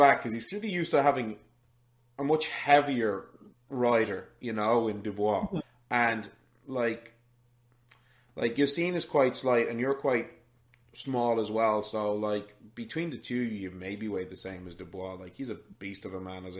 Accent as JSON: {"language": "English", "country": "Ireland", "tie": "born or raised there", "said": "I grew up middle class in Ireland in the 90s"}